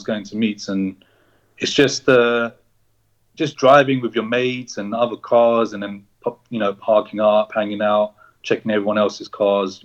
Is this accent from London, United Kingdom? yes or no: yes; London, United Kingdom; I was born and bred in London. West London. So I've always been in London.